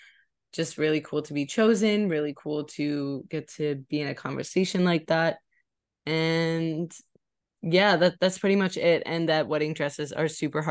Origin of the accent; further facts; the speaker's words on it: New York City, New York, United States; I am from New York City, born and raised, pretty much the same neighborhood my whole life